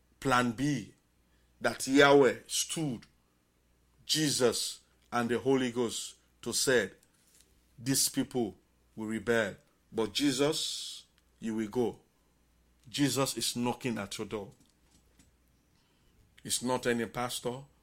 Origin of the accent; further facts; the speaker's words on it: Bonthe Island, Southern Province, Sierra Leone; moved away as an adult; now in Tacoma, United States; as an islander, Bont Island, electricity, we are enjoying electricity those days